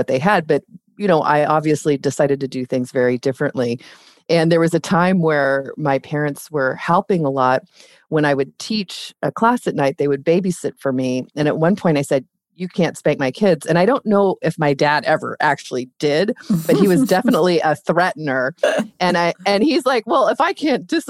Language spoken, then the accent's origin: English; Ventura County, Southern California, United States; I grew up in Southern California